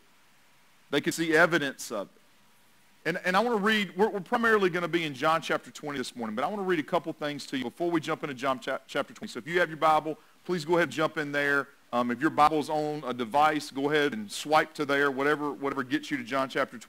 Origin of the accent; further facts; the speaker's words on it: North Carolina, United States; also born or lived in Tennessee; I was born in Tennessee, so I've got a little bit of Vols in me, but I've also been grown most of my life up in this area of the country, so I have a little bit more Tar Heel than I have Vols in me